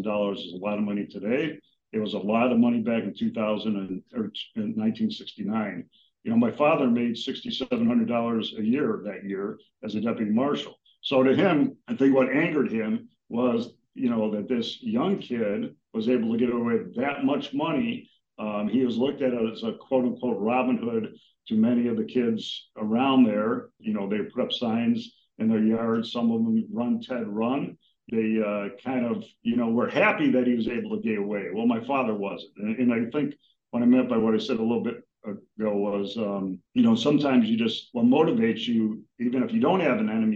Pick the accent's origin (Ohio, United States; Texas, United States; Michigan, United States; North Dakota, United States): Ohio, United States; Lakewood; where we grew up was in Lakewood, Ohio